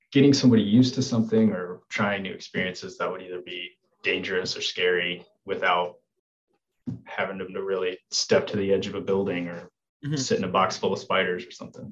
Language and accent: English; Memphis, Tennessee, United States; moved away as an adult; also born or lived in Arizona; now in Memphis, United States; So I'm originally from Tennessee. I was born and raised in Memphis